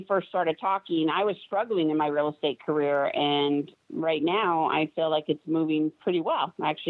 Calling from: California, United States; Orange County, California.

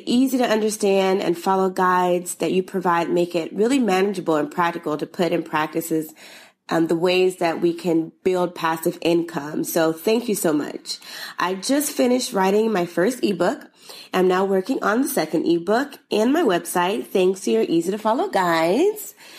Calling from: Atlanta, Georgia, United States; from Atlanta.

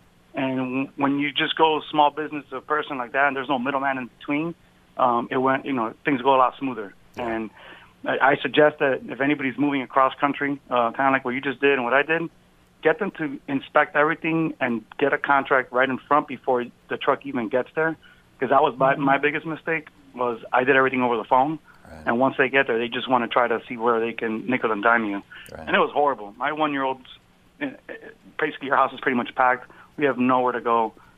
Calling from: Glastonbury, Connecticut, United States; also born or lived in Florida / New Jersey; Glastonbury, Connecticut.

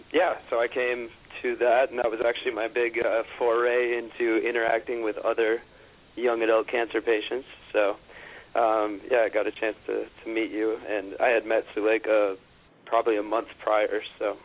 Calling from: Manhattan, New York, United States; Right in Manhattan, in the heart of good old Midtown East.

